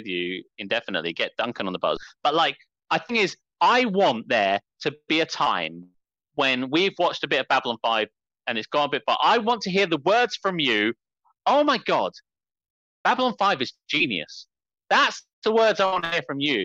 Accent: United Kingdom; accent: British; there's no much more British accent than my British accent.

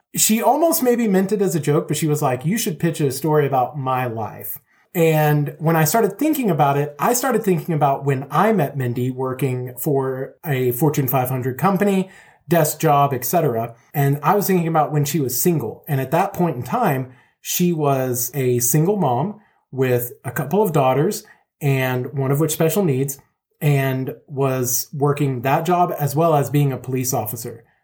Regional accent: Longview, Texas, United States; we grew up in a town in Texas called Longview

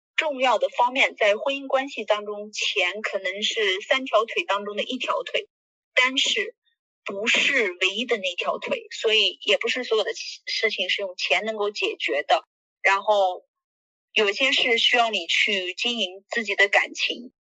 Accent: China; 我们中国人

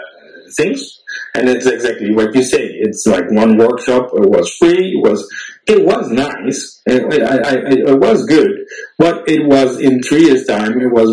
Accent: Netherlands; now in Switzerland; you from Ukraine, I'm from Holland, me posting in all kinds of expat groups

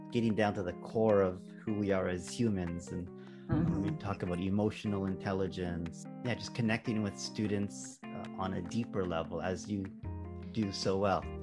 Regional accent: Japan; now in Canada; Not that, oh, we're from Japan, but we're humans on this earth and we can share, you know, common values

